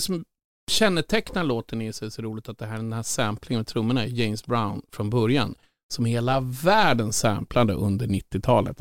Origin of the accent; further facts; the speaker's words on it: Sollentuna, Stockholm County, Sweden; Jag är från Sollentuna, Töjnan. Bodde högst där uppe och hade Tensta som närmsta granne